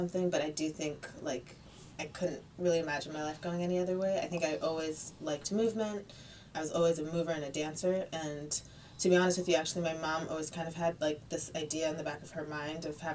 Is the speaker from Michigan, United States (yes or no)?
yes; Detroit, Michigan, United States; my hometown, Detroit